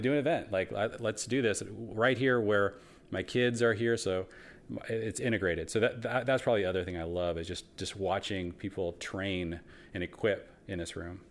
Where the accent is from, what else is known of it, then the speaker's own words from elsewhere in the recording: Seattle, Washington, United States; I grew up in Seattle